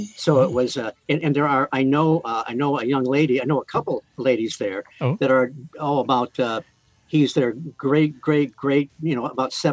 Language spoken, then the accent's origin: English; Midwest, United States; accent: Midwestern; Thank God I kept to my Midwestern accent.